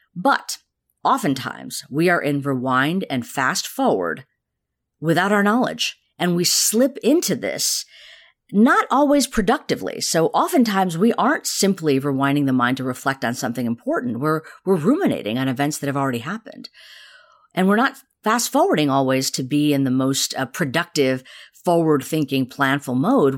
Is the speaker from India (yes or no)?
yes; India; moved away; I was actually born in the town that Gandhi's ashraman i-, is